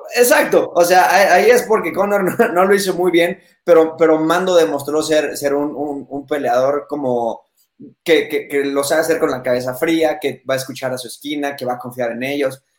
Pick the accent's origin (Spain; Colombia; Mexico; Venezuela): Mexico; yo siendo aquí mexicano